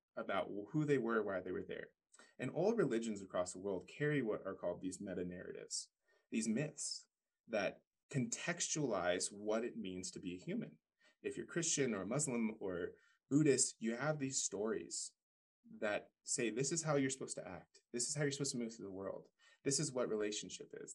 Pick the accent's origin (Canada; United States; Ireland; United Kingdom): United States; Paradise, California; I grew up in Paradise, California, or right around there. Went to high school there